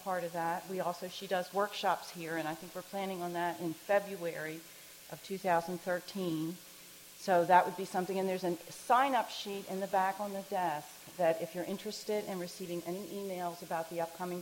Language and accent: English; Baltimore, Maryland, United States; I grew up in Baltimore